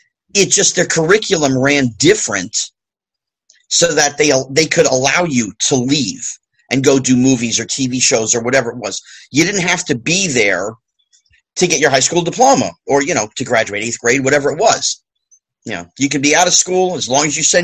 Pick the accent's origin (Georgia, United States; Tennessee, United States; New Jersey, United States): New Jersey, United States; I went to my local high school with my friends that I grew up with in New Jersey